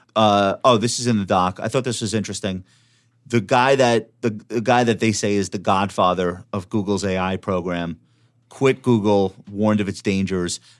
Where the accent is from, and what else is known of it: Long Island, New York, United States; accent: Long Island